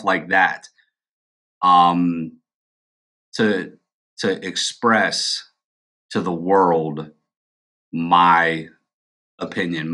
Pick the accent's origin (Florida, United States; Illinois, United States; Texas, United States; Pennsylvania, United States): Pennsylvania, United States; also born or lived in North Carolina; I moved back from North Carolina back to Pennsylvania.